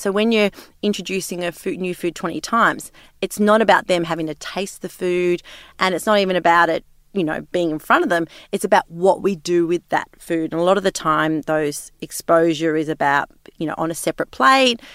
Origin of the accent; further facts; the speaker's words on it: Sydney, New South Wales, Australia; growing up in Sydney